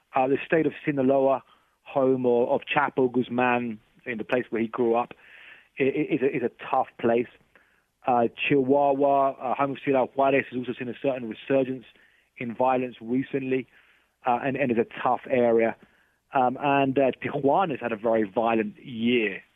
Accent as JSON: {"language": "English", "country": "United Kingdom", "moved": "yes", "lives_now": "Mexico", "said": "I'm not American, I'm, I'm British"}